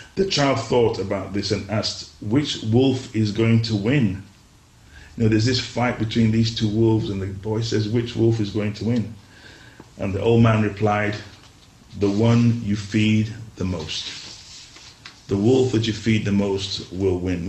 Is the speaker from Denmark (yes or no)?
no; Nigeria; now in England, United Kingdom; I grew up in Nigeria for a large part of my life